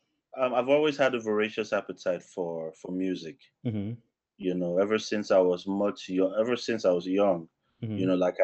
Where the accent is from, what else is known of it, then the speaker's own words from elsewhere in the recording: Northern Nigeria, Nigeria; moved away; Grew up in the northern part of Nigeria.